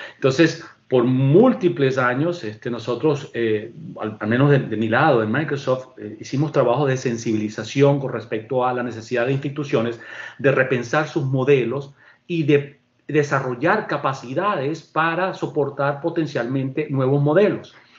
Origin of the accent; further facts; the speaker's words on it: Venezuela; moved away; en mi país de origen, que es Venezuela